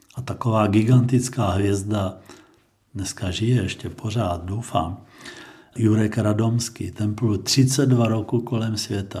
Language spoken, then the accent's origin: Czech; Znojmo, South Moravian Region, Czechia; Já jsem vyrůstal ve Znojmě